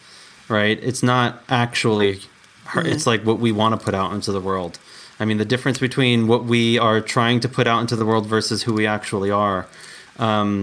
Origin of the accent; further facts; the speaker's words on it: New York, United States; now in Colorado, United States; I was born and raised in New York, and I live in Colorado